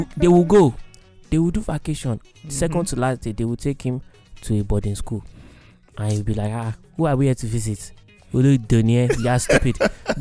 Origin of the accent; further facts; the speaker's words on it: United States; I grew up African in the America. I grew up in a Nigerian house. Inside of the sovereignty of the United States.